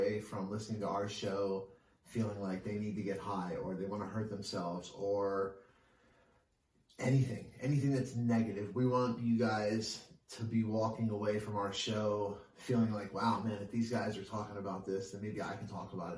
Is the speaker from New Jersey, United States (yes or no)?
yes; Glassboro, New Jersey, United States; my hometown, Glassboro, New Jersey